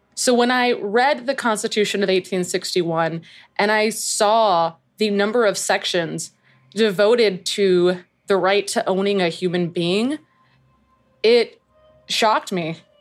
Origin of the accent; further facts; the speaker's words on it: Canada; also born or lived in Jamaica (parents); now in United States; I am an immigrant. I'm from Canada